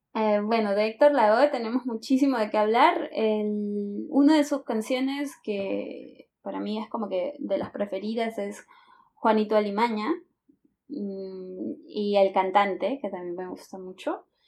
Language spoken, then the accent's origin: Spanish; Lima, Peru; also born or lived in Caracas, Venezuela / Santa Cruz de la Sierra, Bolivia; soy de Lima, eh, Perú